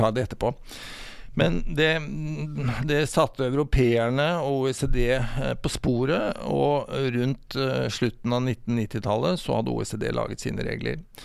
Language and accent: Norwegian; Sarpsborg, Østfold, Norway; jeg er sarping